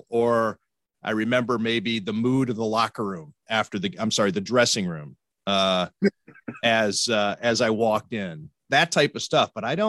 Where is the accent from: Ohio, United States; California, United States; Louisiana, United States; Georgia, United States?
Ohio, United States; Cleveland; I'm from Cleveland. I grew up a Browns fan.